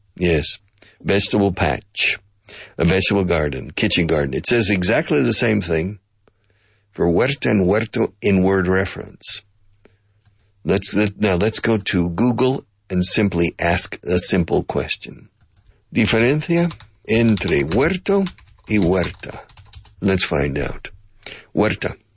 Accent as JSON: {"language": "English", "country": "United States", "tie": "born or raised there", "also_born_or_lived": "Oklahoma", "moved": "yes", "lives_now": "Spain", "said": "I grew up in Texas in Oklahoma"}